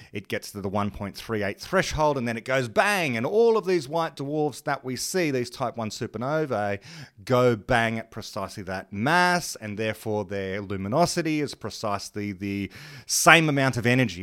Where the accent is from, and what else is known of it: Australia